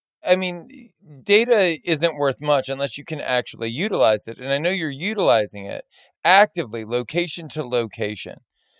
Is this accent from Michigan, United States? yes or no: no; Southern Louisiana, United States; We're both from Southern Louisiana. We're only a few years apart in age.